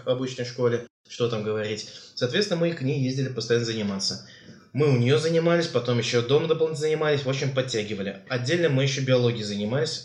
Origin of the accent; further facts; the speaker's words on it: Tatarstan, Russia; мы татары. Выросли в Татарстане.